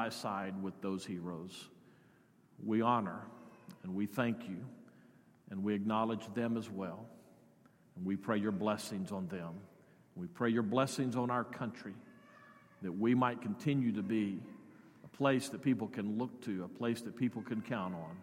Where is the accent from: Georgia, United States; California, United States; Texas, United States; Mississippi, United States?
Texas, United States; Odessa; Teresa and I grew up in Odessa